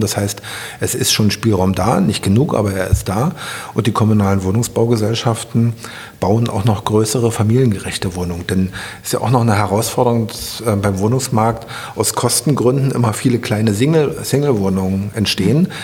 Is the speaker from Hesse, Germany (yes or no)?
no; Berlin, Germany; Ich bin am Mögelsee aufgewachsen und mit dem Faltboot über den Mögelsee ähm, gefahren. Da habe ich meine Kindheit verbracht.